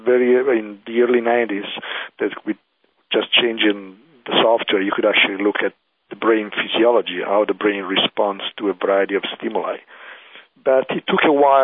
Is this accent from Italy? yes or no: yes; Italy; accent: Italian; English is a second language; moved away; I'm an Italian, as you can hear from my accent.